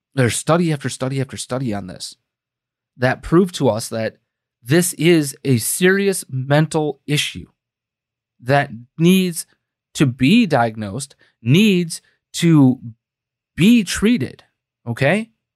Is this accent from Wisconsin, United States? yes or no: yes; Green Bay, Wisconsin, United States; my hometown newspaper, right? Green Bay, Wisconsin